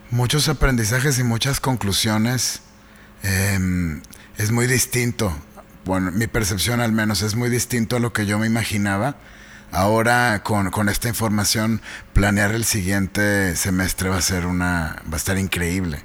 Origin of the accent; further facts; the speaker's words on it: Mexico; como mexicanos